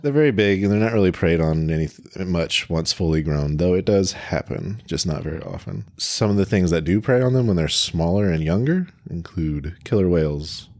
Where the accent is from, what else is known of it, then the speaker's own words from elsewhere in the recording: United States; in the U S we also have a ton